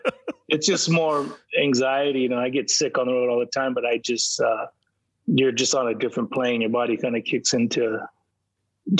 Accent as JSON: {"language": "English", "town": "San Diego", "region": "California", "country": "United States", "said": "So, you know, we're from San Diego."}